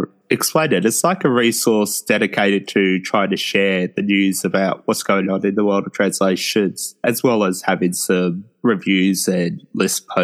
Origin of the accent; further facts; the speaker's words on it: Australia; me as an Australian